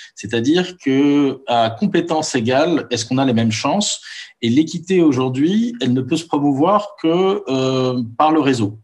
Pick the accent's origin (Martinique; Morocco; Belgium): Morocco; moved away as an adult; also born or lived in Paris, France; j'ai grandi pendant 18 ans au Maroc entouré d'amis musulmans.